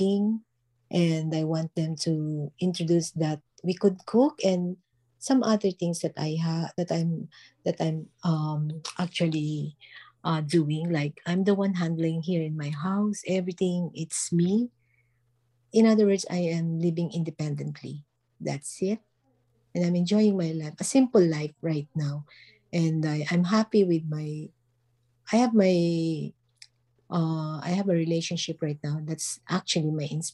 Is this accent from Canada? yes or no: no; Philippines; moved away as an adult; also born or lived in Manila, Philippines; now in Barcelona, Spain; I'm from Philippines, and presently I'm actually residing here in Barcelona, Spain.